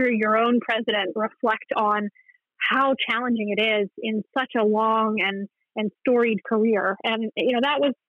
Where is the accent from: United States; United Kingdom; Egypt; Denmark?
United States; Pennsylvania; moved away as an adult; also born or lived in Indiana / Virginia; now in Ohio, United States; I grew up in Pennsylvania, and I worked for almost 14 years in Indiana